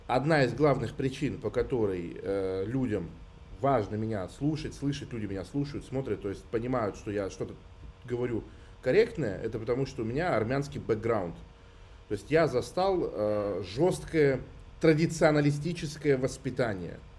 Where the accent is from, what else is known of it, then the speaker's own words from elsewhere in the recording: Russia; я хоть и армянин, но я супер э, вот в нашей обычной культуре, русской городской вырос